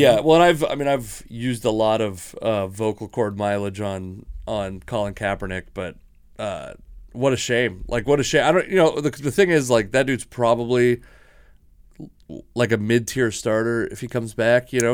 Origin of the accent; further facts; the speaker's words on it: Washington, United States; I'm from Washington